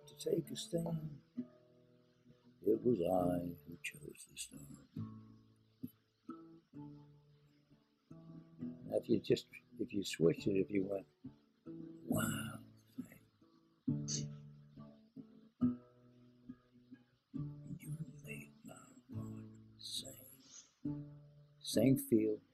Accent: New York area, United States; I'm from New York area

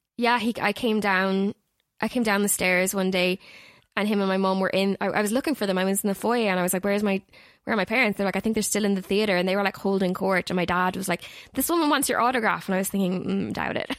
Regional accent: Galway, Connacht, Ireland; I am from Galway, that is in the Republic of Ireland

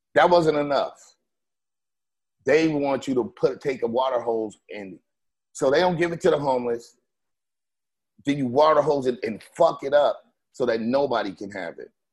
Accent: West Coast, United States; I'm from the West

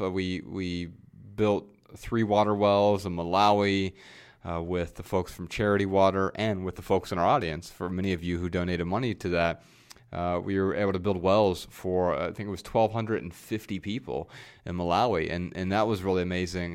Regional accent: Dayton, Ohio, United States; moved away as an adult; also born or lived in Montana; We moved from Dayton, Ohio, our hometown, out to Montana

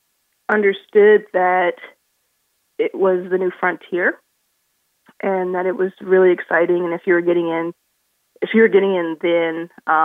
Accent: Dallas, Texas, United States; moved away as an adult; also born or lived in Southern California; I grew up in Dallas, Texas, and early 20s moved to Southern California to start a print magazine

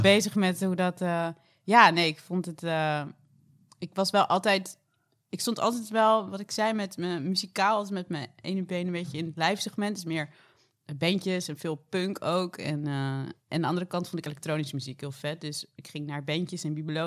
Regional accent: Dordrecht, South Holland, Netherlands; now in Rotterdam, Netherlands; ik kom uit Dordrecht

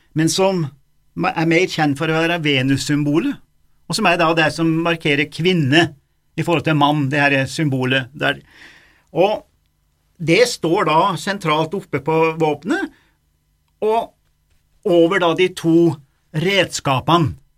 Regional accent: Dombås, Innlandet, Norway; Domås, eh, der jeg vokste opp

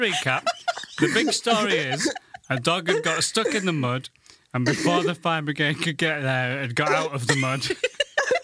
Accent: Goole, Yorkshire and the Humber, United Kingdom; now in London, United Kingdom; I come from Ghoul

